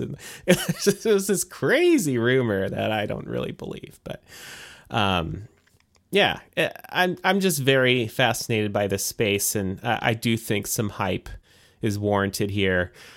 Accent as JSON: {"language": "English", "country": "United States", "tie": "born or raised there", "said": "born and raised here in the United States"}